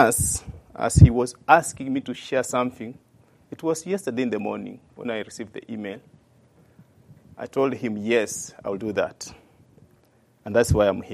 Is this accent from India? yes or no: no; Western Kenya, Kenya; moved away as an adult; now in Woodstock; In Kenya, we have 42 tribes, and I come from western part of Kenya